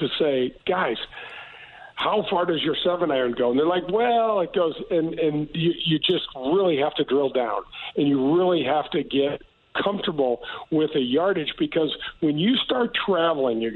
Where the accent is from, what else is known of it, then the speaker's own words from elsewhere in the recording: United States; I'm from North County